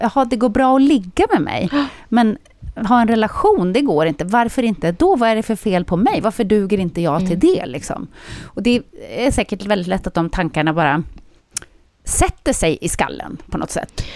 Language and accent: Swedish; Södertälje, Stockholm County, Sweden; born or raised there